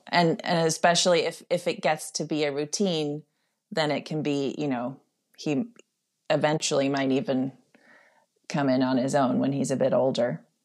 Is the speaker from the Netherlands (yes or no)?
yes; Netherlands; moved away; I grew up in, in the Netherlands